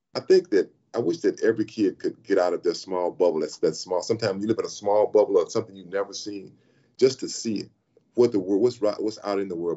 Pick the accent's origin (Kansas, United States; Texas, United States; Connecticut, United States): Texas, United States; Sealy; moved away as an adult; also born or lived in Los Angeles / Dallas; I'm from Sealy, Texas